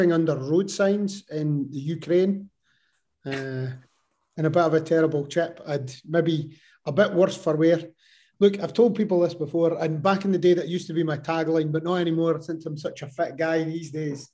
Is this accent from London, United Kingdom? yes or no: no; Scotland, United Kingdom; I'm from Scotland